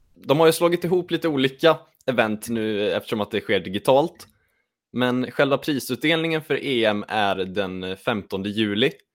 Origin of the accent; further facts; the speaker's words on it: Lidköping, Västra Götaland, Sweden; jag kommer också från Lidköping